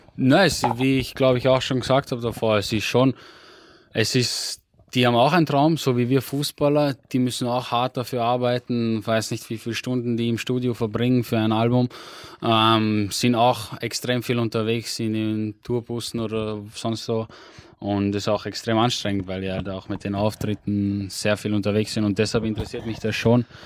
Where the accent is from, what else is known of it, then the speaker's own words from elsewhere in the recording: Austria; bei uns in Österreich